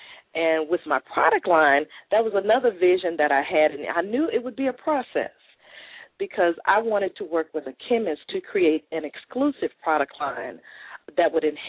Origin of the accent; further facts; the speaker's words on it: Corpus Christi, Texas, United States; moved away as an adult; now in Arlington, United States; I'm originally from Corpus Christi, Texas.